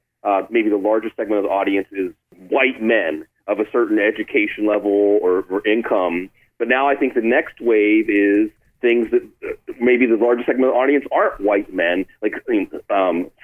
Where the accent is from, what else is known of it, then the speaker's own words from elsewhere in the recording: Pittsburgh, Pennsylvania, United States; moved away; also born or lived in Austin, Texas; I grew up outside of Pittsburgh where it was a religion